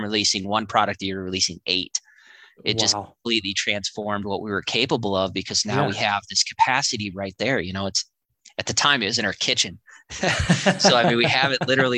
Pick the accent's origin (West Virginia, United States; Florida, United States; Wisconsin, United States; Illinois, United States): Wisconsin, United States; Waukesha; We grew up in Waukesha, which is kind of a salt of the earth town